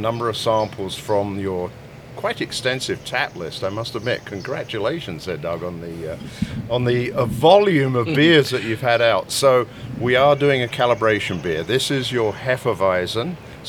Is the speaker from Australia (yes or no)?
no; United Kingdom; I am the Brit